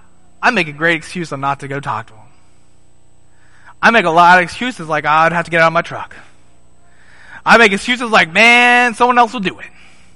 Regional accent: Nairobi, Kenya; also born or lived in South Africa; This is Nairobi, Kenya. Right? I was born in South Africa. I quickly moved to Nairobi. This is in Nairobi in 1998. This is my first memory, folks.

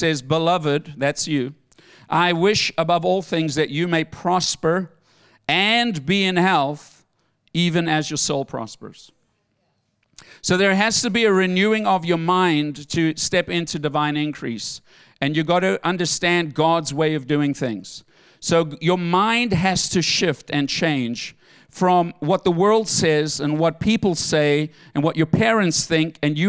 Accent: South Africa; moved away; I came from South Africa with a bag of clothing and $22 in my pocket. That's all I came with.

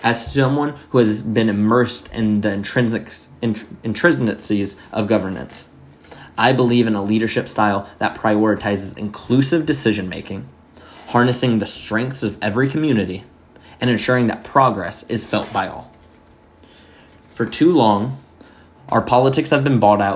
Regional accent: Miami, Florida, United States; now in North Carolina, United States; I grew up in Miami

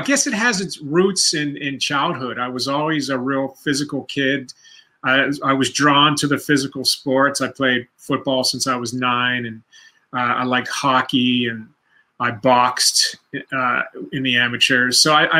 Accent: Pittsburgh, Pennsylvania, United States; I did. Yeah, that's my hometown. And it's like, you know, it's a great football town, like, you know, like Green Bay, Cleveland.

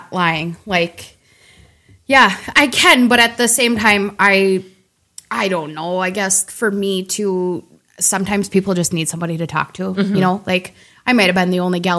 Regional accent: Willmar, Minnesota, United States; I grew up in Wilmer, Minnesota

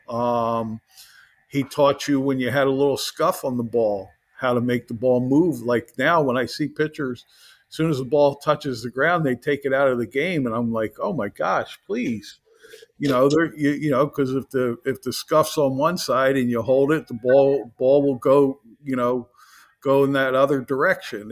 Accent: Philadelphia, Pennsylvania, United States; I grew up in the Philadelphia area

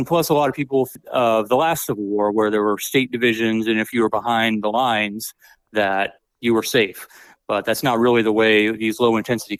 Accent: Redding, California, United States; moved away as an adult; I'm from Redding, California. Okay, that's where I grew up, and I moved back home after the Army.

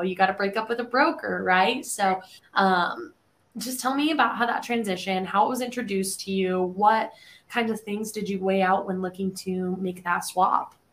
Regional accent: Colorado, United States; now in Nashville, United States; I'm from Colorado, right? Which is just a big square state

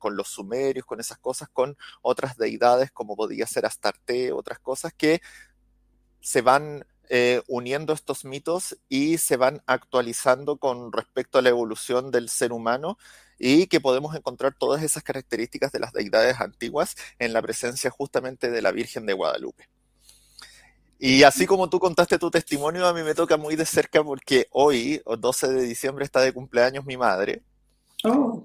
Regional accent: Chile; soy de Chile

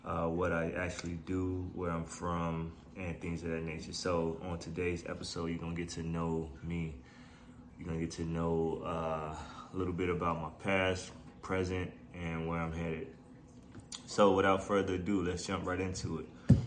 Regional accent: Chicago, Illinois, United States; Born and raised in Chicago, Illinois. Grew up on the South Side

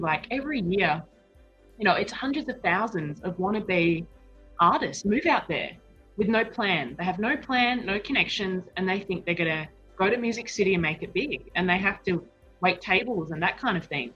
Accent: Western Australia, Australia; moved away as an adult; now in Las Vegas, United States; I'm from Western Australia.

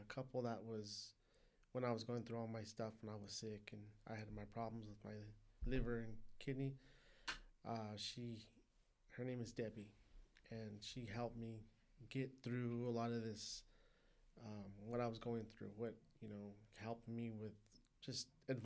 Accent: Perris, California, United States; I grew up in Paris.

